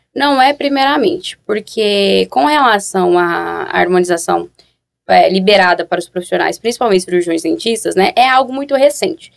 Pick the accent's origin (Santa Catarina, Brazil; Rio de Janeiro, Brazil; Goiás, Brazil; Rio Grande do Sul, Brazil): Goiás, Brazil; Goiânia; Sou de Goiânia